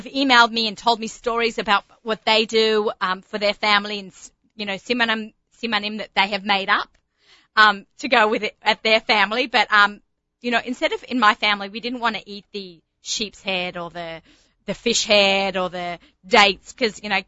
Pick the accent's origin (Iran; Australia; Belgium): Australia; Sydney, New South Wales; accent: Australian; moved away; I'm from Bondi